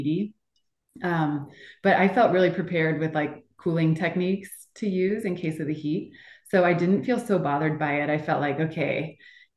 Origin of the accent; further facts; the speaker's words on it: Boulder, Colorado, United States; I'm from Boulder, Colorado